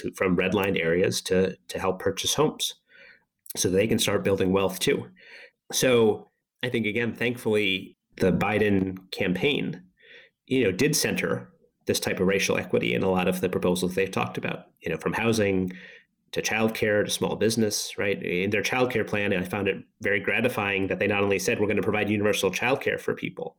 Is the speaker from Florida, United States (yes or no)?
no; Boston, Massachusetts, United States; I grew up in Boston